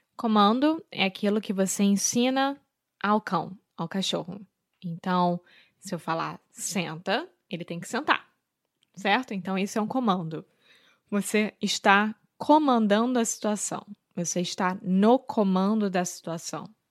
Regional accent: Rio de Janeiro, Brazil; Eu sou brasileira, carioca do Rio de Janeiro

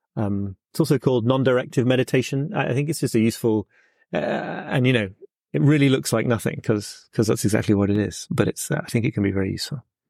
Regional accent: United Kingdom; as a British person

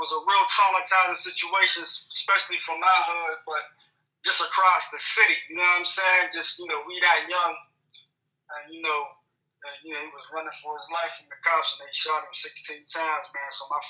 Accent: Pittsburgh, Pennsylvania, United States; Yeah, I'm Pittsburgh, PA.

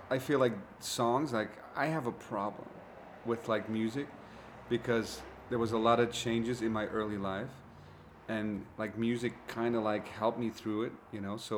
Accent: Glendale, California, United States; I'm from Glendale, California.

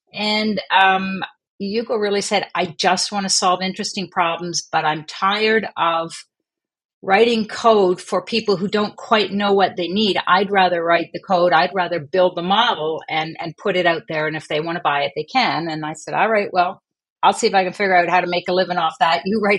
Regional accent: Montreal, Quebec, Canada; also born or lived in Vancouver / England; now in New Brunswick, Canada; I was born in Vancouver, and then I spent the first few years of my life in England. Most of my elementary high school was in Montreal.

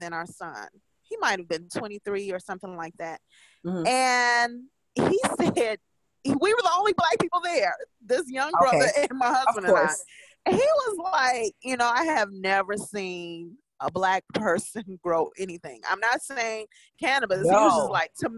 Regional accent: Illinois, United States; now in Indiana, United States; I'm from Illinois and I live in Indiana

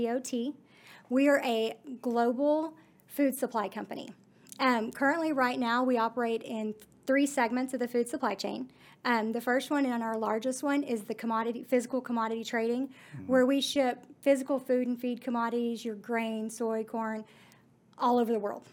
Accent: Godley, Texas, United States; Growing up in Godly

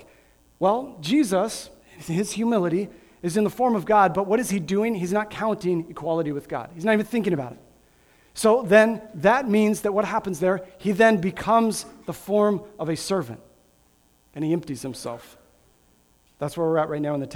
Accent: Grand Island, Nebraska, United States; I was born and raised in Grand Island, Nebraska

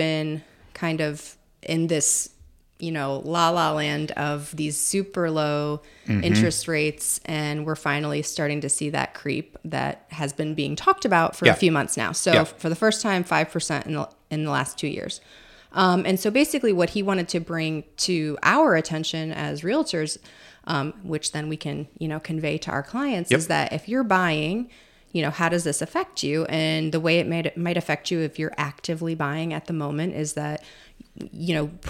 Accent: Illinois, United States; Yeah, I think I grew up like outside of Chicago, and I was talking to my sister about this because she still lives there.

